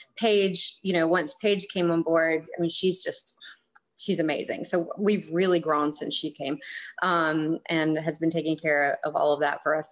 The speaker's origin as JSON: {"language": "English", "region": "North Carolina", "country": "United States", "tie": "born or raised there", "moved": "as an adult", "lives_now": "South Carolina, United States", "said": "I was uh, born and raised in North Carolina and I've lived in South Carolina for a couple years."}